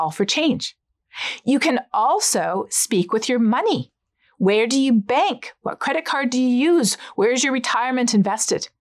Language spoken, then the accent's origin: English; Canada; I'm Canadian